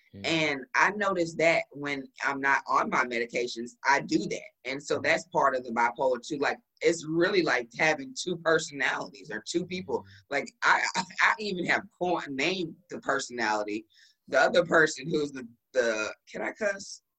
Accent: Dallas, Texas, United States; moved away as an adult; also born or lived in St. Louis; I moved here back to Dallas. This is my hometown

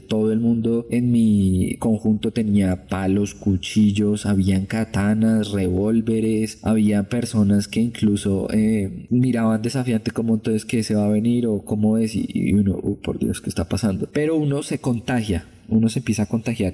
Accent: Colombia

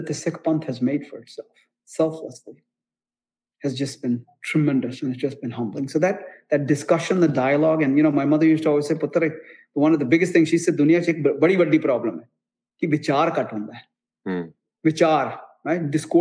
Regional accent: United States; As an American

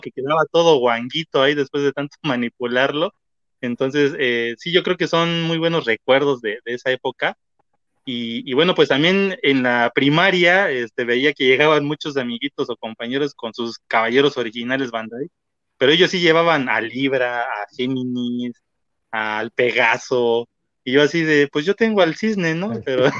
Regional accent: Oaxaca, Mexico; Cuando regreso a mi ciudad, yo soy de Oaxaca

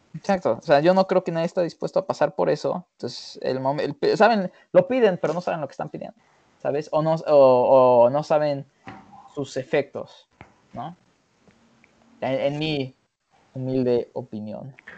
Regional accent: Mexico; yo soy mexicano hecho y hecho en México

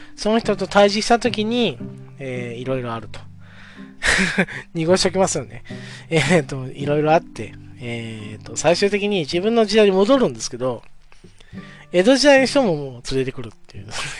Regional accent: Oita, Japan; 地元、まあ僕は大分県

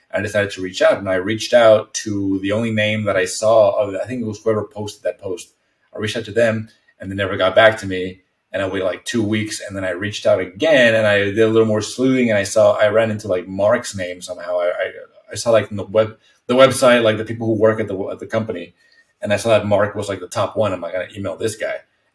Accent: Mexico; English is a second language; moved away as an adult; also born or lived in Texas, United States; now in United States; I was born and raised in Mexico, but right on the border with Texas

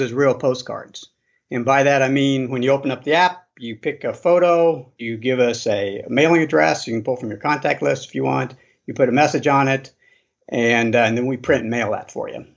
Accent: Boise, Idaho, United States; I'm from Boise, Idaho

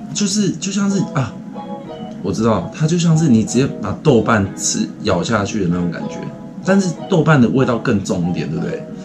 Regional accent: Taiwan; now in Japan; 我们台湾人

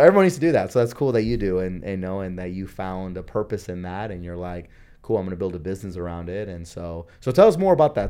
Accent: Honduras; now in United States; I was born in Honduras

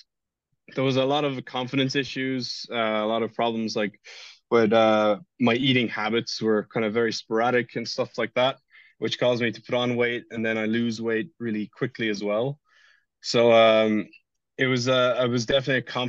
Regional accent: Ireland; I'm from Ireland

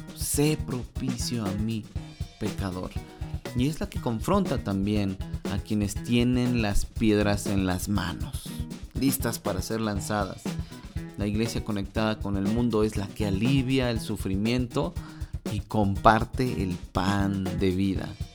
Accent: Mexico; mi país

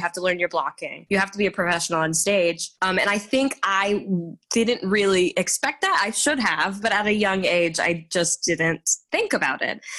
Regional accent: Garland, Texas, United States; also born or lived in Dallas, Texas; I was born in Dallas, Texas, but I grew up in a suburb called Garland, Texas

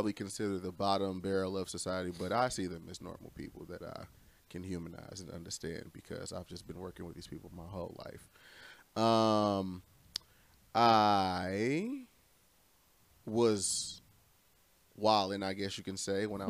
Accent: Romulus, Michigan, United States; also born or lived in Detroit / Inkster; I grew up in a little town called Romulus

